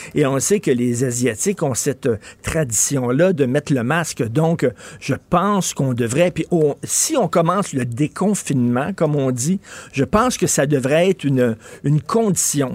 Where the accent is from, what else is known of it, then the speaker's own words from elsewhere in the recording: Canada; je suis Canadien